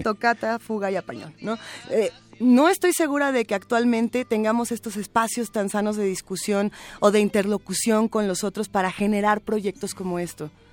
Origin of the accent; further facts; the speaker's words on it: Mexico; nos construye como, mexicanos